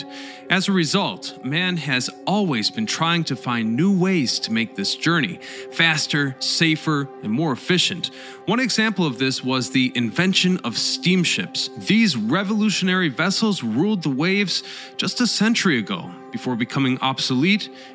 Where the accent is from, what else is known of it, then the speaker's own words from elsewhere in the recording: United States; moved away as an adult; now in Europe; I'm an American who moved back to Europe after three generations